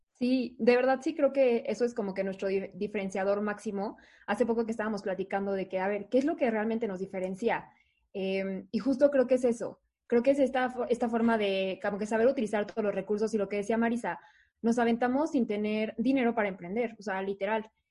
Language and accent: Spanish; Mexico City, Mexico; yo toda la vida estado en el DF, aquí nací, aquí estudié